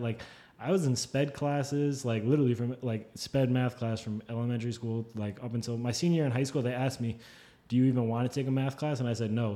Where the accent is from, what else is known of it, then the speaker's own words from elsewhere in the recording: New Jersey, United States; where we grew up in Jersey